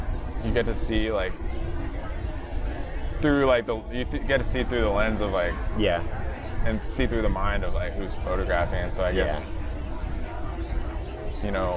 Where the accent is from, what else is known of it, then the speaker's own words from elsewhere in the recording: United States; we're American too, like straight up, like, you know, I'm not, I'm American